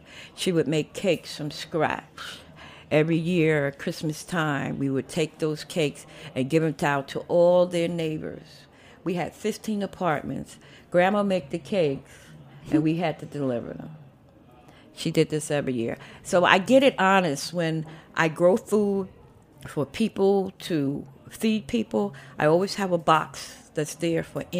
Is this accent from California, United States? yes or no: no; New York City, New York, United States; I was born in Harlem Hospital 57 years ago. And my parents came from South Carolina.